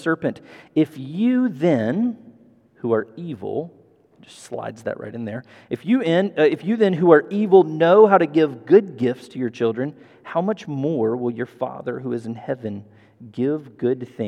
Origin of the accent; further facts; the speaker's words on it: Memphis, Tennessee, United States; also born or lived in Mississippi / Massachusetts / Chicago; I moved to Memphis when I was 10 from very small town, Mississippi.